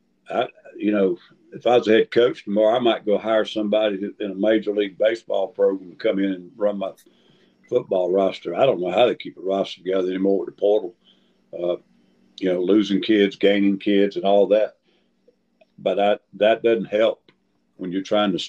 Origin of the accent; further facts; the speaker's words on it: South Carolina, United States; I grew up in South Carolina